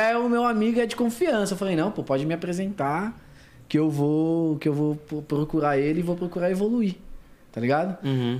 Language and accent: Portuguese; São Paulo, Brazil; Zona Norte de São Paulo, capital. Foi lá que eu comecei meus primeiros passos